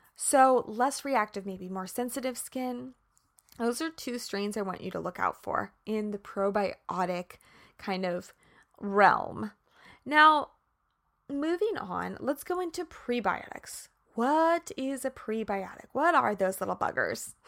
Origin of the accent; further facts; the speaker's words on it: Kansas, United States; I'm from Kansas.